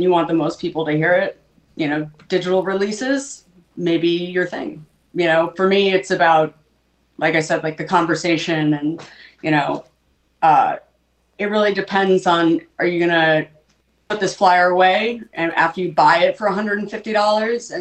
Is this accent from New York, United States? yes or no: yes; Long Island, New York, United States; I grew up on Long Island